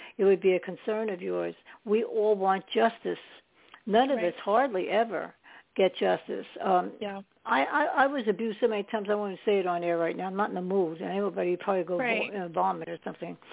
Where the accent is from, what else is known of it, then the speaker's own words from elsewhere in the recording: New York, United States; now in New Jersey, United States; I was living in New York at that time. I was born in New York.